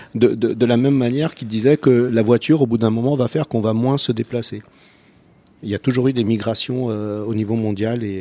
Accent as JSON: {"language": "French", "country": "Croatia", "second_language": "French", "moved": "yes", "lives_now": "France", "said": "quand moi je reviens en Croatie"}